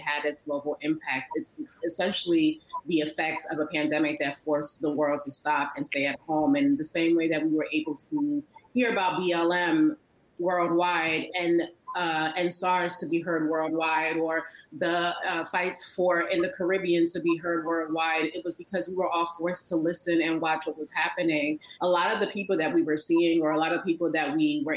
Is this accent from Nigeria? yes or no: yes; Nigeria; I'm Nigerian